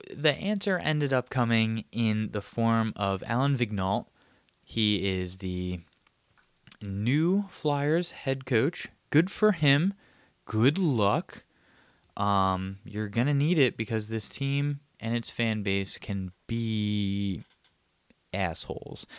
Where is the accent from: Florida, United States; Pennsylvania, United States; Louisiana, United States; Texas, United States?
Pennsylvania, United States; Abington; my hometown of Abington, Pennsylvania, just a bit out of, uh, Philadelphia